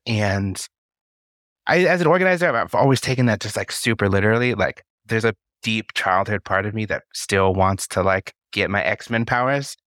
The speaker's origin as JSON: {"language": "English", "region": "Colorado", "country": "United States", "tie": "born or raised there", "said": "I was born in Colorado and currently reside in Colorado Springs, Colorado"}